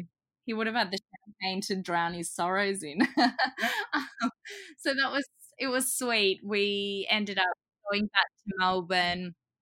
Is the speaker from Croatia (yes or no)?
yes; Croatia; I'm originally from Croatia and a lot of my family couldn't make it over for the wedding.